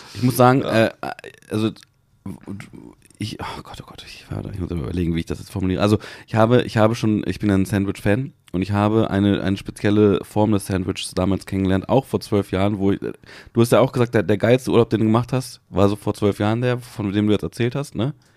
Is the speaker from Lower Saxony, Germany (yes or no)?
yes; Hanover, Lower Saxony, Germany